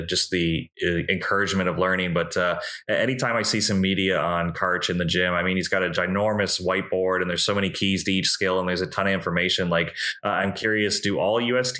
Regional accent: Canada; as a Canadian

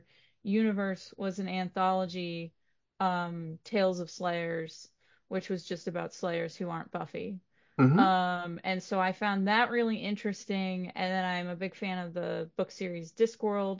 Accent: Waltham, Massachusetts, United States; my hometown is Waltham, Massachusetts

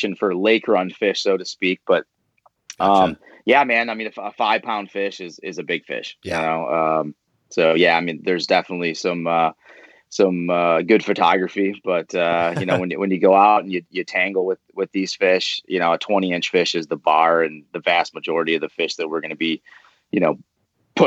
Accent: Michigan, United States; I was brought up here in Michigan, and, the outdoors is a big part of, kind of growing up here for a lot of kids

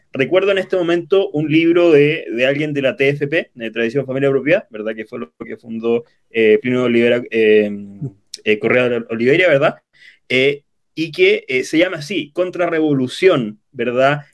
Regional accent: Santiago, Santiago Metropolitan Region, Chile; Soy natural de, de Chile, de la capital, de Santiago

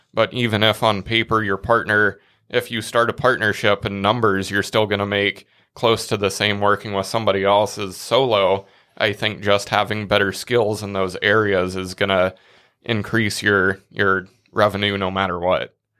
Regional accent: Nebraska, United States; we're from Nebraska

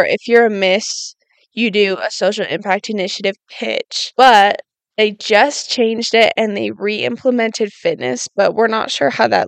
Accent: Rigby, Idaho, United States; I grew up in Rigby, Idaho

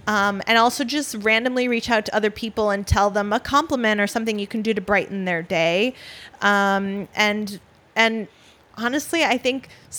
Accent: Wisconsin, United States; now in New York City, United States; I'm from Wisconsin, so there's like more sort of classic values and things that you do growing up.

